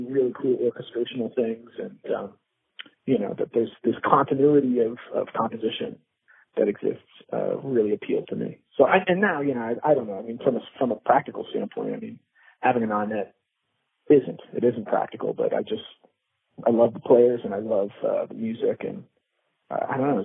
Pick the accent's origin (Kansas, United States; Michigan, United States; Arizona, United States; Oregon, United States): Arizona, United States; Phoenix; moved away as an adult; also born or lived in California; now in New York, United States; I'm originally from Phoenix, Arizona, and, I had a lot of amazing formative experiences there